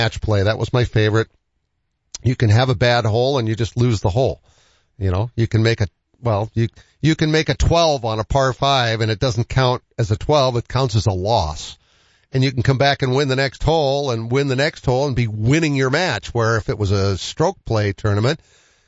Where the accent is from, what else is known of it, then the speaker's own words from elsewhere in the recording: Boston, Massachusetts, United States; moved away; being a Bostonian, but I've been out here for 45 years. So this is home